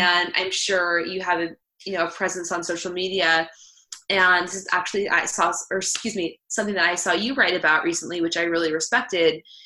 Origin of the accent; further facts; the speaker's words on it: Northern California, United States; also born or lived in Oregon; I am from Northern California